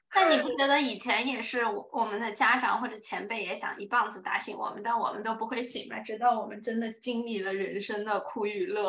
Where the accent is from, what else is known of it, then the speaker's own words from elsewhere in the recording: Dali, Yunnan, China; moved away as an adult; 我是云南大理人嘛，就是很美丽、很文艺那种 style 出来的